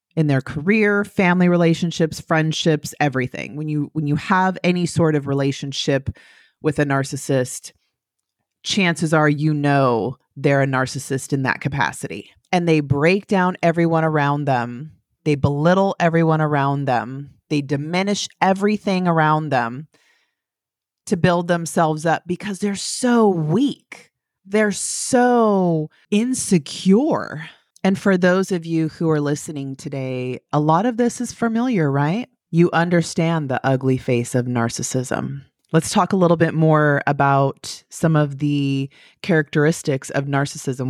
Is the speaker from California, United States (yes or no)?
yes; the valley in California, United States; moved away as an adult; now in Florida, United States; I'm from California. I'm from the valley in California, about two hours southeast of San Francisco